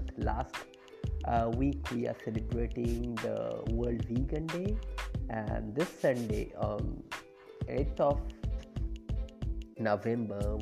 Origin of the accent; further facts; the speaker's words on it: a place far from Kolkata, West Bengal, India; I'm belonging from the distant part of far away from Kolkata. So this place, my hometown, is basically famous for sweet curd